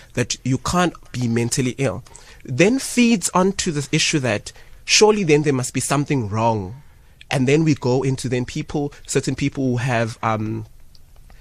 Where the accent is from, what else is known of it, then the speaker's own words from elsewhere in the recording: Ladysmith, KwaZulu-Natal, South Africa; growing up in Ladysmith